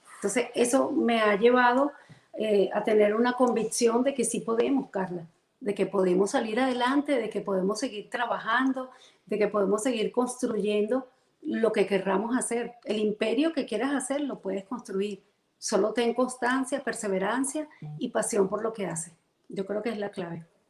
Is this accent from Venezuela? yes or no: yes; Caracas, Capital District, Venezuela; moved away as an adult; now in Central Florida, United States; Soy venezolana, caraqueña.